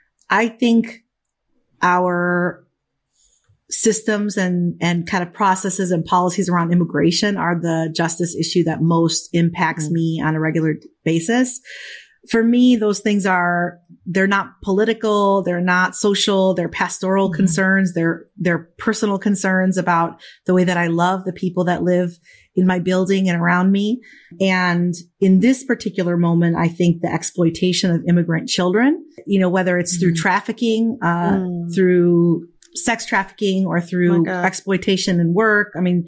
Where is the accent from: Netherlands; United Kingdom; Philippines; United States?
United States; Chicago, Illinois; They came to the States and met here. And so I was born in Chicago. Yeah. And so, but from an early age, you know, we were primarily in a Spanish speaking community and went to a Spanish speaking parish.